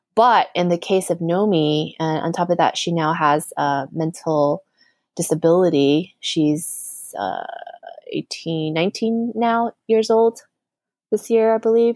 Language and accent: English; United States; also born or lived in New York City; growing up in the United States